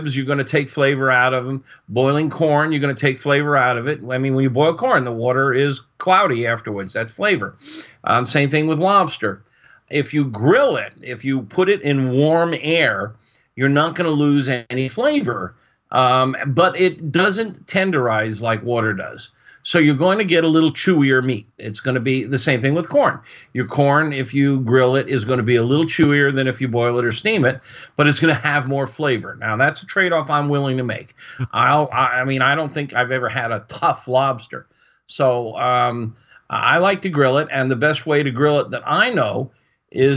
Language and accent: English; Florida, United States; moved away; I was raised in Florida. I went to the University of Florida